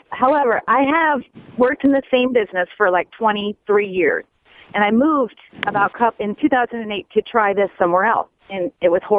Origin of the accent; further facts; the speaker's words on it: Las Vegas, Nevada, United States; I'm born and raised in Vegas, and I'm, I've been wanting to leave for a while